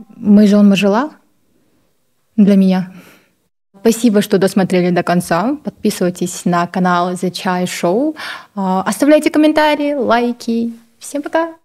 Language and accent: Russian; Baikonur, Kazakhstan; now in Almaty, Kazakhstan; я из Казахстана, город Байконур, сейчас проживаю в городе Алматы